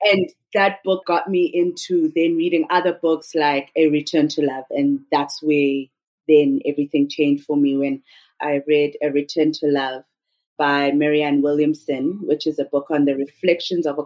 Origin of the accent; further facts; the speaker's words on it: South Africa; first language Xhosa; English is a second language; also born or lived in Florence, Italy; I'm from the Xhosa tribe, the same tribe Mandela's from